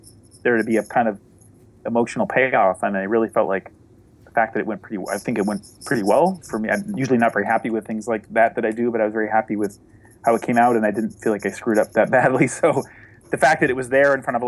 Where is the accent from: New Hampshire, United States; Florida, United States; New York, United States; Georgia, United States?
New Hampshire, United States; the town I grew up in New Hampshire